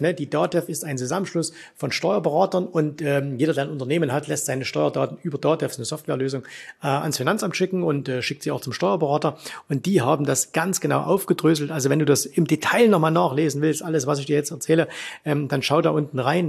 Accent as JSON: {"language": "German", "country": "Germany", "said": "bei uns in Deutschland"}